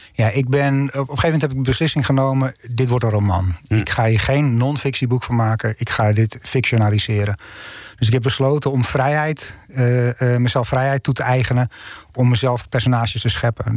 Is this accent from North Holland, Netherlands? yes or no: yes; North Holland, Netherlands; ik ben Noord-Hollander